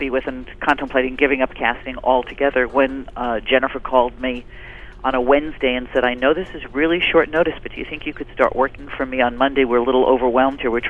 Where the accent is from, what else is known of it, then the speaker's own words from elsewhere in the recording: New York, United States; I grew up in New York